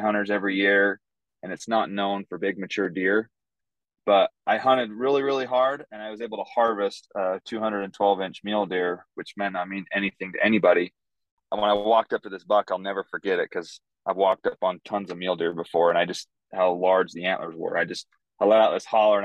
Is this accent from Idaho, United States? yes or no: yes; Idaho, United States; moved away as an adult; now in West Texas, United States; I grew up in Idaho